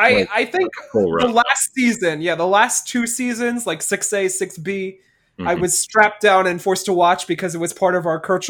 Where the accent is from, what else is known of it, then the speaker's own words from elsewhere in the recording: Newark, New Jersey, United States; they're talking about growing up in Newark all this time, and I'm just like, this is my life. This is what I was growing up on.